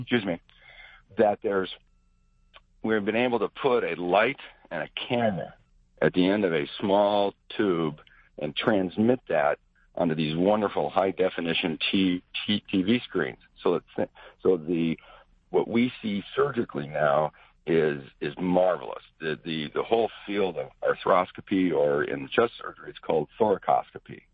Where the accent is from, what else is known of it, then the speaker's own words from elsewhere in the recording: Cody, Wyoming, United States; moved away; I grew up outside a little town up uh, by Yellowstone Park called Cody, Wyoming